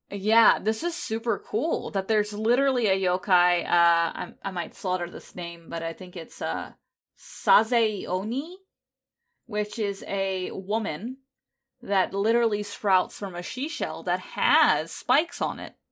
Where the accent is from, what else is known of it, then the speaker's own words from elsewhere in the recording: United States; because I am American